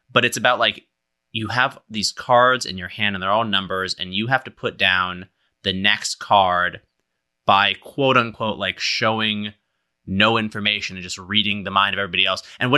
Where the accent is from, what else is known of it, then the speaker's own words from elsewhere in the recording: Berkeley, California, United States; It reminds me a lot of like growing up in Berkeley